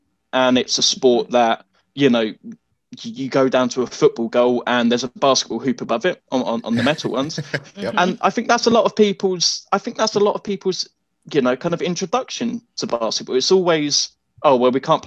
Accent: England, United Kingdom; as a kid growing up in England, as you can imagine, I grew up playing football

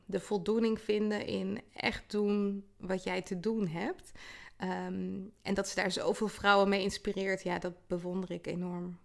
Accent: The Hague, South Holland, Netherlands; also born or lived in Twente; ik ben in Den Haag geboren, uh, vlakbij zee. En ehm, ja, daarna wel in de regio opgegroeid

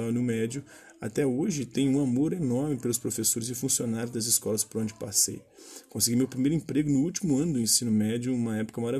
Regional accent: Simão Dias, Sergipe, Brazil; Atualmente, com 24 anos de idade, sou oriundo da cidade de Simão Dias, em Sergipe. Nascido e crescido no povoado de Sítio Alto, uma comunidade autodeclarada quilombola, formada por descendentes de escravos

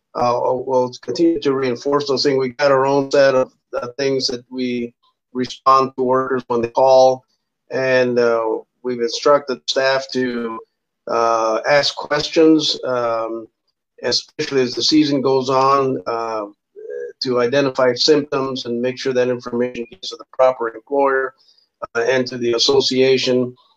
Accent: South Texas, United States; moved away; I was raised, uh, I'm originally from South Texas. We started migrating in the 50s to the north

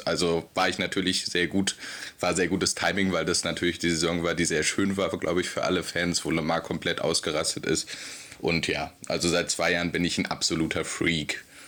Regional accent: Berlin, Germany; ich komme aus Berlin

